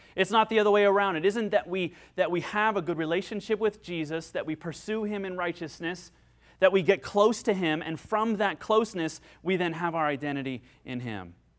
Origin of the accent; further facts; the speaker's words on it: United States; I'm an American.